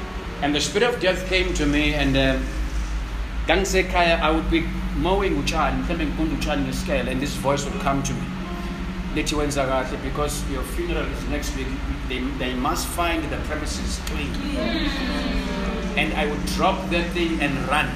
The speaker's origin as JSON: {"language": "English", "country": "South Africa", "tie": "born or raised there", "said": "I grew up in Tuzu"}